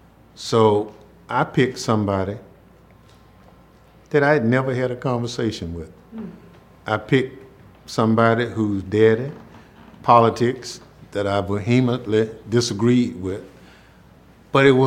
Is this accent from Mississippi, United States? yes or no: yes; Mississippi, United States; this is my hometown